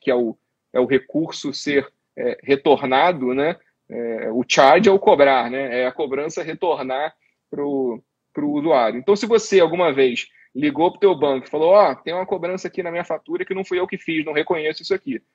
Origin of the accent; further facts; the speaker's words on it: Rio de Janeiro, Brazil; eu sou carioca também